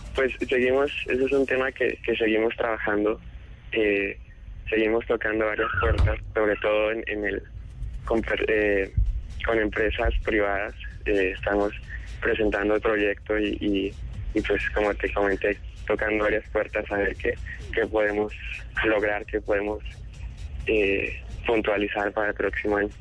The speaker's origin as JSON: {"language": "Spanish", "region": "Mexico City", "country": "Mexico", "tie": "born or raised there", "also_born_or_lived": "Bogotá, Colombia", "moved": "yes", "lives_now": "Indianapolis, United States", "said": "yo primero migré hacia México a los seis años"}